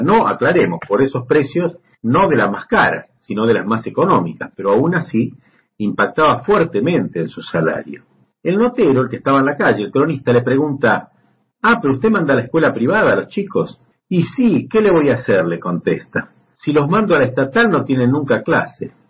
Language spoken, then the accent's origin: Spanish; Argentina; also born or lived in Buenos Aires; En mi país